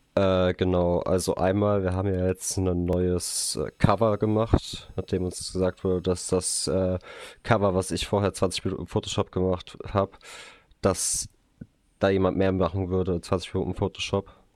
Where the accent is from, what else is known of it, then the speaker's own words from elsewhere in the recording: Hesse, Germany; bei uns in Hessen